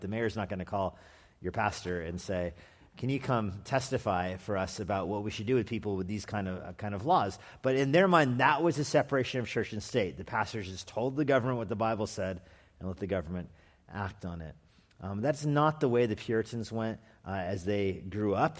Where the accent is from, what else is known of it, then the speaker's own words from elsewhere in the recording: Albuquerque, New Mexico, United States; moved away; also born or lived in California; I'm from Albuquerque, New Mexico